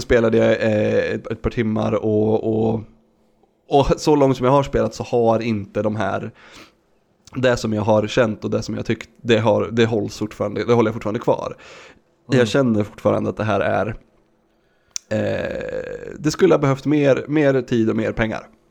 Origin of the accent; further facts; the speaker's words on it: Sweden; jag som svensk